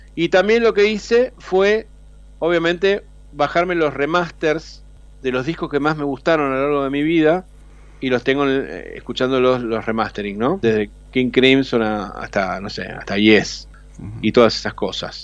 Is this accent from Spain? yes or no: no; Rosario, Santa Fe, Argentina; moved away as an adult; now in Buenos Aires, Argentina; siempre voy a ser rosarino porque nací ahí